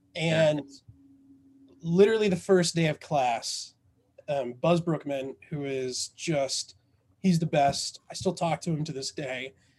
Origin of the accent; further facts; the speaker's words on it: Southern Indiana, United States; I was raised in Southern Indiana. Basically, and we were so poor, we lived in a trailer park in the country.